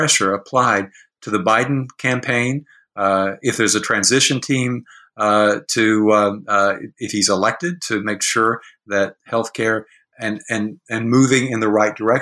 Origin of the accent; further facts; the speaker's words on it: Tennessee, United States; I'm from Tennessee